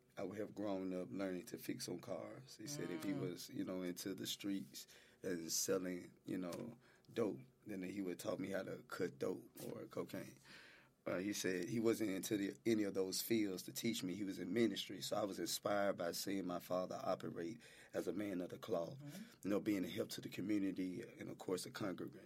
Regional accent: Memphis, Tennessee, United States; I grew up there in South Memphis, Whitehaven area

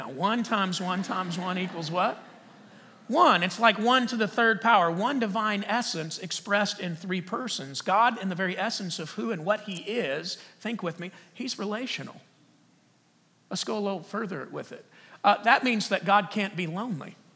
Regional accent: Texas, United States; I am from Texas. Actually, I used to talk like this, it was like really, really strong.

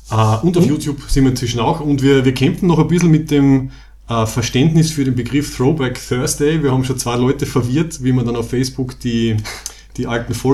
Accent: Graz, Styria, Austria; wir sind aus Graz in der Steiermark in Österreich.

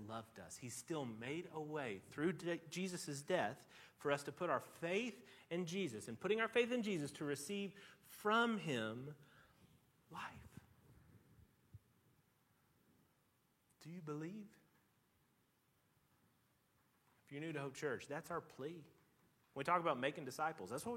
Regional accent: Tennessee, United States; I grew up in Tennessee

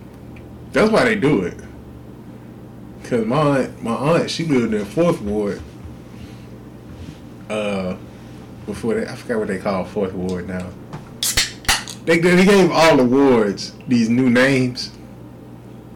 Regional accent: Inglewood, California, United States; moved away; I was born in Inglewood

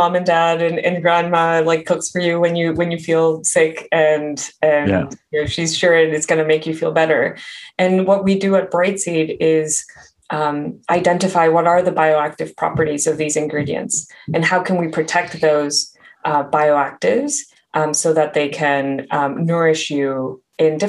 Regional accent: Mexico; moved away; I grew up in Mexico

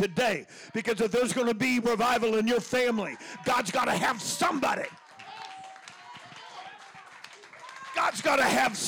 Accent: Oakland, California, United States; I was born in Oakland. Lived all over the Bay Area.

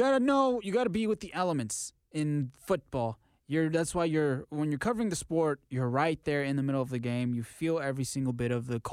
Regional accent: Texas, United States; Texas boy, hate the cold.

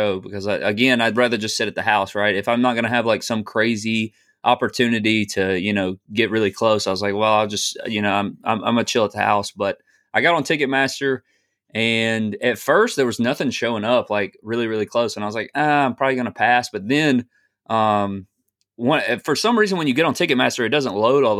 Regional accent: Tuscaloosa, Alabama, United States; I'm from Tuscaloosa

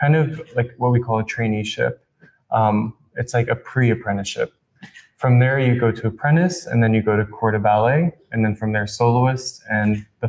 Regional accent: New York, United States; moved away as an adult; I grew up in New York

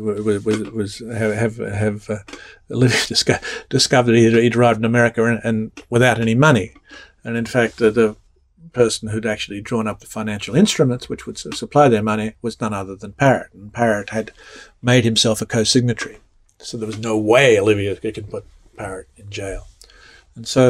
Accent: Australia; moved away as an adult; now in United States; growing up in Australia

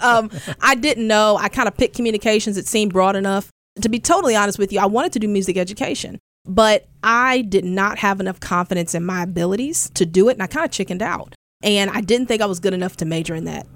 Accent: Houston, Texas, United States; now in Memphis, United States; growing up in Houston, I grew up in the church

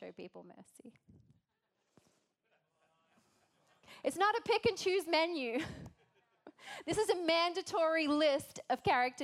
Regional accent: Australia; accent: Australian; now in United States

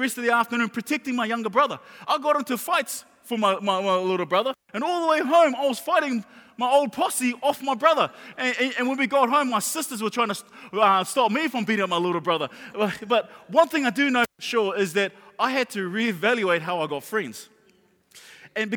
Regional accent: Auckland, New Zealand; when I was a kid, I grew up in Mangere

